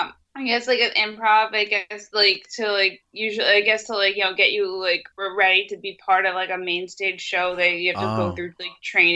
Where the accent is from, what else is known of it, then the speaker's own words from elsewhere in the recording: New York, United States; I'm from New York. I walk like everywhere.